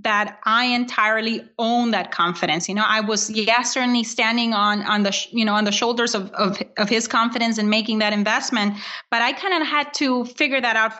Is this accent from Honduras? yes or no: yes; Honduras; now in United States; I was born in Honduras